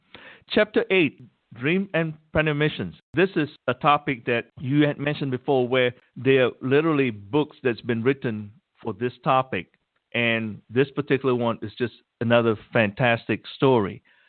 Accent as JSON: {"language": "English", "country": "Malaysia", "said": "I am from Malaysia"}